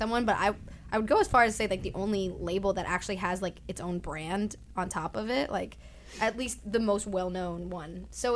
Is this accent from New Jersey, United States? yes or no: yes; New Jersey, United States; I'm from New Jersey